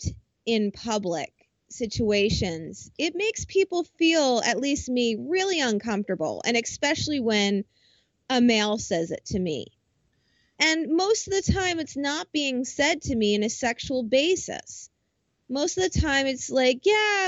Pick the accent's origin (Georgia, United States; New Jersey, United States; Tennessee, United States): New Jersey, United States; I'm from Jersey